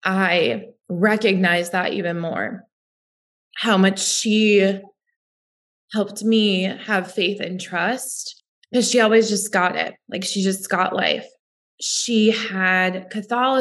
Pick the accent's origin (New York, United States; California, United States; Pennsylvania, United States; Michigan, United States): New York, United States; Western; I grew up in Western New York, where 50% of my high school was Italian.